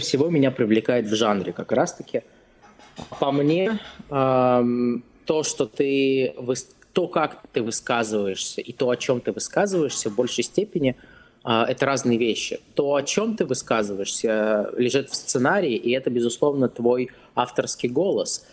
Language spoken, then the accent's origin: Russian; Krasnogorsk, Moscow Oblast, Russia; moved away as an adult; now in United States; Я из Красногорска. Это небольшой город рядом с Москвой